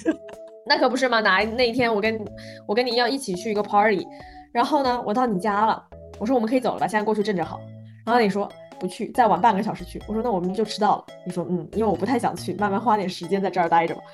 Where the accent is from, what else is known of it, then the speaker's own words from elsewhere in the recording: Zhejiang, China; 我作为浙江人来说啊